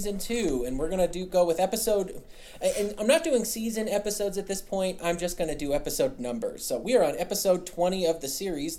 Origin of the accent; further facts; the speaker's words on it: Colorado, United States; He hears I'm from Colorado, and all this guy wants to do is come out here and smoke a bunch of weed and ski down a bunch of mountains